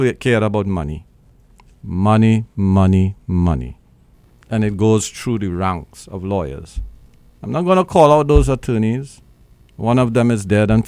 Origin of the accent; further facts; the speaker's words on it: Trinidad & Tobago; now in Brooklyn, United States; Trinidad and Tobago, my home islands